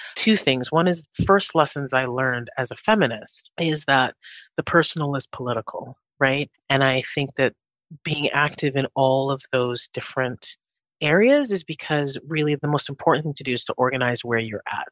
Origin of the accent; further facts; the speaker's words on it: Winnipeg, Manitoba, Canada; also born or lived in Jamaica; I grew up in Winnipeg. So I'm originally from Jamaica. Grew up here in Winnipeg